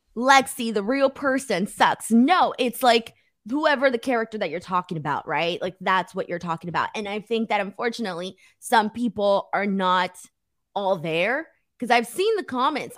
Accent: United States; I'm an American, hating me because I'm Mexican

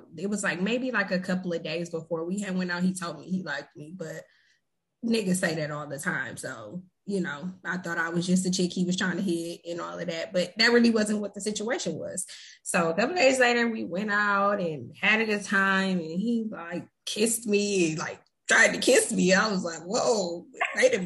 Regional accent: Flint, Michigan, United States; I'm from Michigan. I'm from Flint.

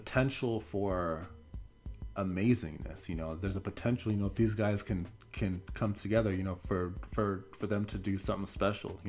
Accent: Portland, Oregon, United States; I am born and raised in Portland, Oregon

